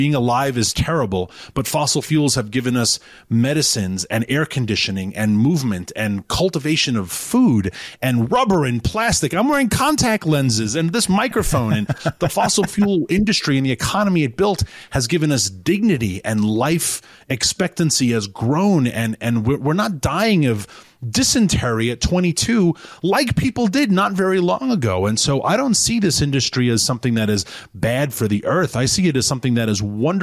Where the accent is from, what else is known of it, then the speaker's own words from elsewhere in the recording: New York City, New York, United States; moved away as an adult; also born or lived in Washington, D.C. / rural Virginia; now in Virginia, United States; I'm from New York City originally.